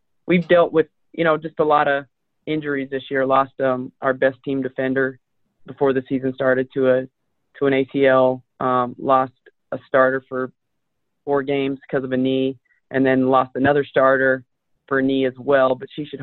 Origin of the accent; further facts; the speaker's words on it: Denver, Colorado, United States; also born or lived in Wichita, Kansas; now in Las Cruces, United States; I'm from Denver